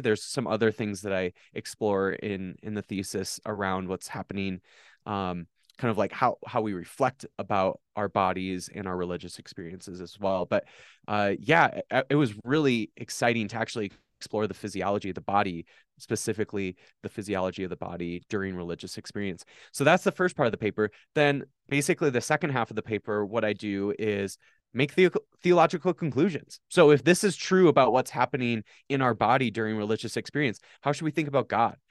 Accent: Watertown, South Dakota, United States; I was born on July twenty-ninth, nineteen ninety-four, in Watertown, South Dakota.

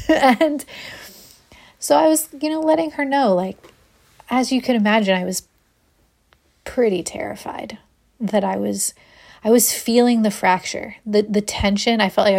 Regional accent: Ohio, United States; now in Austin, United States; When I moved to Austin, I came from Ohio. I was a public school art teacher there.

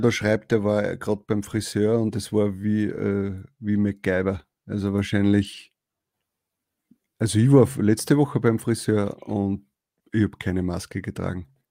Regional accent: Upper Austria, Austria; bei uns Oberösterreichern

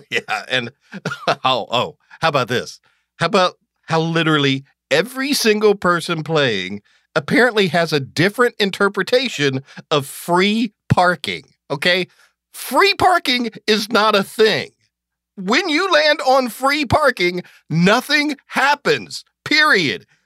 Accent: Athens, Georgia, United States; also born or lived in Pelham, Georgia; I grew up in Athens, Georgia. My dad worked for University of Georgia when I was a kid. So, but when I was ten, we moved to this little, tiny town in the extreme southwest corner of Georgia called Pelham, Georgia

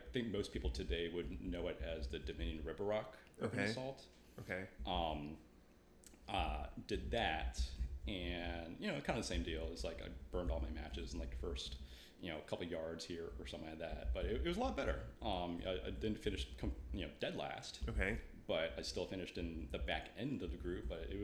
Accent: Northern Virginia, United States; I'm from Northern Virginia

